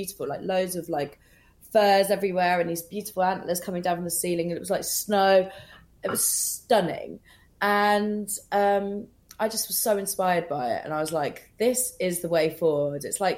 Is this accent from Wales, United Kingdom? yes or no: no; Scotland, United Kingdom; also born or lived in London; I was actually brought up in Scotland. So I was like 2 weeks old when we moved to Scotland. And then came back to London